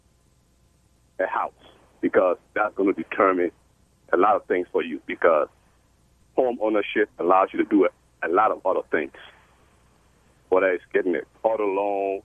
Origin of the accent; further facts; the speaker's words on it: Liberia; moved away as an adult; now in Chicago, United States; I'm from Liberia, West Africa